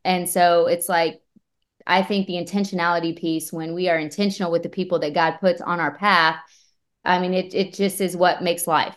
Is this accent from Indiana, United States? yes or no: yes; Bremen, Indiana, United States; moved away; I grew up in Bremen, Indiana